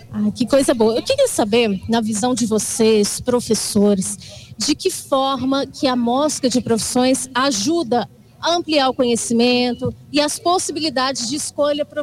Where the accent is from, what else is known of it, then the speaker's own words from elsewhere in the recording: Tarumirim, Minas Gerais, Brazil; eu sou de Tarumirim